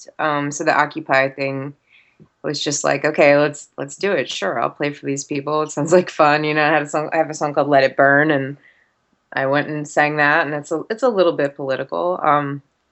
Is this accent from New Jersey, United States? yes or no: yes; New Jersey, United States; moved away; also born or lived in Orlando / Atlanta; growing up in South Jersey